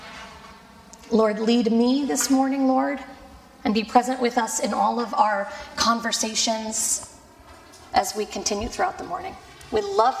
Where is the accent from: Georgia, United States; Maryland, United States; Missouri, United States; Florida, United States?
Florida, United States; moved away; also born or lived in Fort Worth, Texas; I was born and raised in Florida